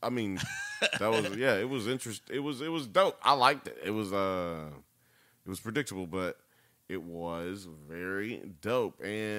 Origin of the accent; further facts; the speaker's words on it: United States; I'm American, man.